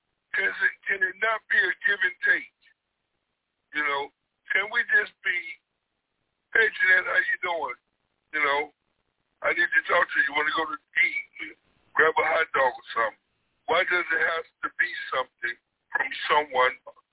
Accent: Compton, California, United States; I grew up with in Compton and still friends

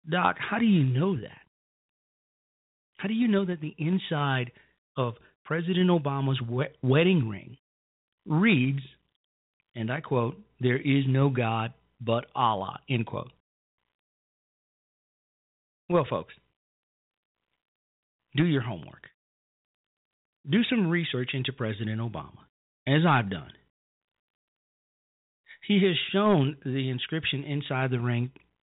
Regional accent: Chicago, Illinois, United States; the south side of Chicago, my hometown

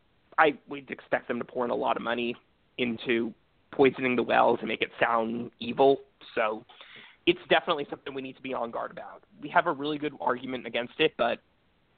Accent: California, United States; moved away; I'm a Californian who left

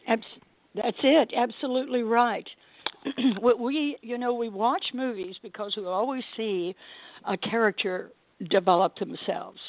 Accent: Texas, United States; I come from Texas and I grew up in poker land down there

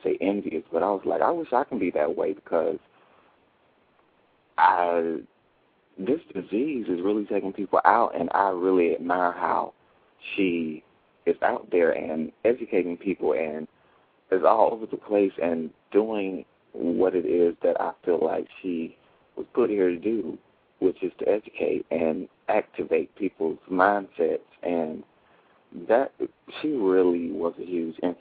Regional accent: Jesup, Georgia, United States; I'm from Jessup, Georgia

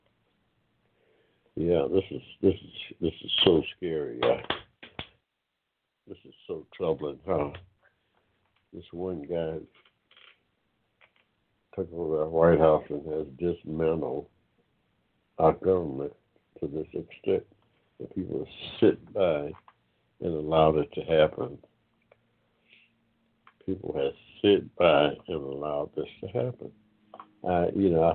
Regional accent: United States; I'm of African descent, but I'm an American.

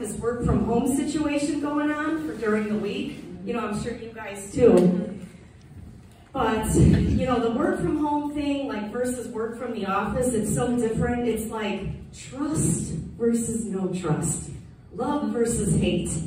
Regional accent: Chicago, Illinois, United States; now in Palatine, United States; I'm from Chicago South Side

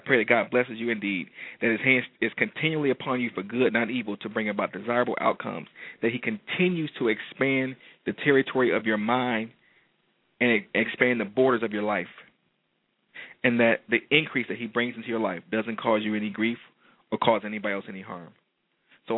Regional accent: Detroit, Michigan, United States; moved away; I'm coming to light my hometown on fire

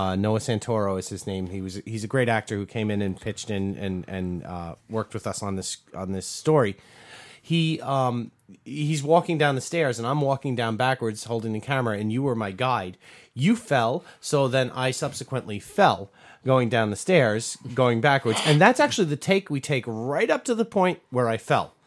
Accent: New York, United States; we're from New York

